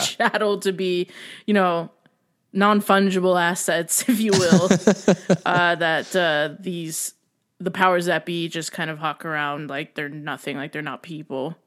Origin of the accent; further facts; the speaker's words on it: United States; being an American